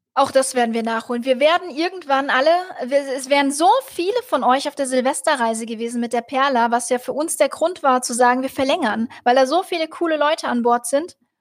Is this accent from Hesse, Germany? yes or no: yes; Rüsselsheim, Hesse, Germany; da habe ich in Rüsselsheim, da wo ich herkomme, Opelstadt habe ich im Hotel gearbeitet